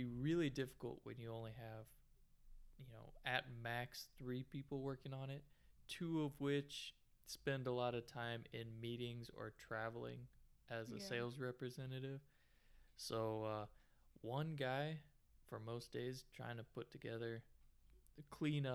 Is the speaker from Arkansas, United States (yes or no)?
yes; Arkansas, United States; moved away as an adult; also born or lived in South Dakota; growing up in Arkansas